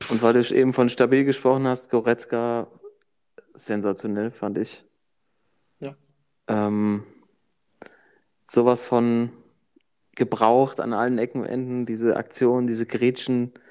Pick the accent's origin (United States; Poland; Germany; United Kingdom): Germany; Ich bin, bin Deutscher halt, weißt du so.